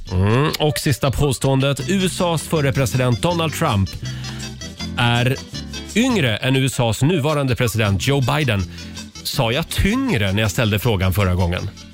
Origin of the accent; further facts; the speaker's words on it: Gävle, Gävleborg County, Sweden; hemma i Gävle